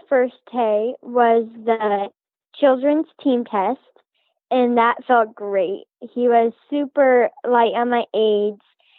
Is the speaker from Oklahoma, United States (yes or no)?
no; Palmyra, Nebraska, United States; I am from Palmyra, Nebraska.